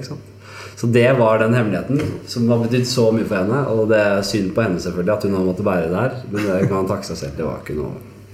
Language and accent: Norwegian; Oslo, Norway; Og vi vokste opp i Granstveien på Bekkelaget og hadde det jævlig ålreit der.